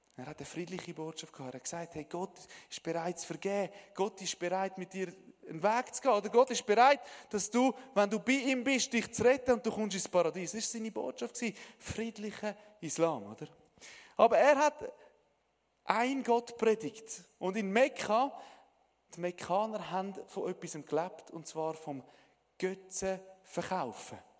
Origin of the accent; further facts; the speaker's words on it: Switzerland; Ich bin ein Schweizer